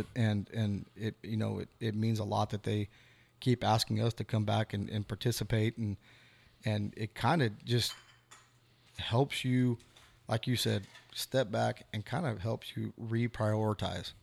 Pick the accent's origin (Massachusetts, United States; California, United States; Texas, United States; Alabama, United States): Texas, United States; Devine; We're from Devine.